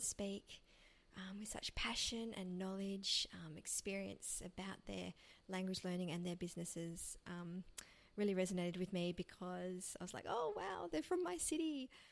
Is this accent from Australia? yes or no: yes; Melbourne, Victoria, Australia; also from Melbourne, um, which is my hometown.